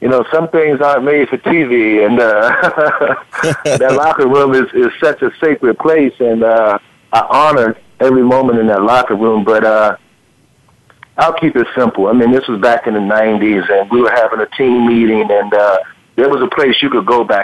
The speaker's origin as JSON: {"language": "English", "town": "Baltimore", "region": "Maryland", "country": "United States", "said": "I'm from Baltimore"}